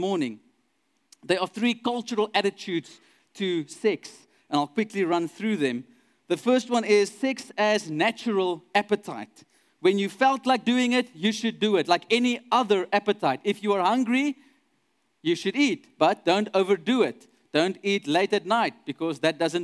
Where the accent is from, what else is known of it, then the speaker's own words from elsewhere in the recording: Douglas, Northern Cape, South Africa; I grew up in Douglas, which is a very small town in the middle of the Northern Cape, close to Kimberley